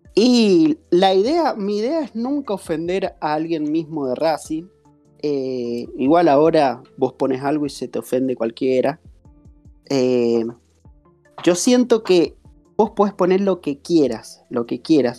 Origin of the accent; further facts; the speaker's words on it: Mendoza, Argentina; yo soy de Mendoza